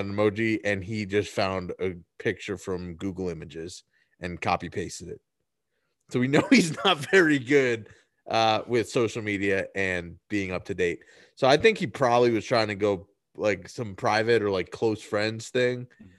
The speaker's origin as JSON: {"language": "English", "town": "Inglewood", "region": "California", "country": "United States", "tie": "born or raised there", "said": "We grew up in Inglewood."}